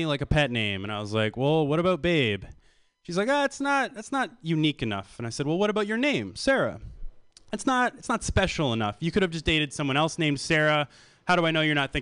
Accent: Canada; So I come from Canada.

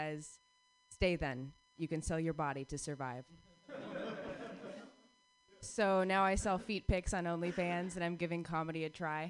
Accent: Phoenix, Arizona, United States; moved away; I grew up in Phoenix, Arizona

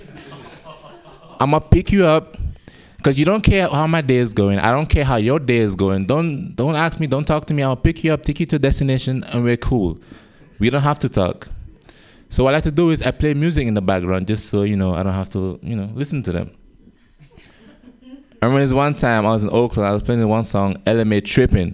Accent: Gambia; moved away; I have an accent, as you guys can tell. I'm from Gambia

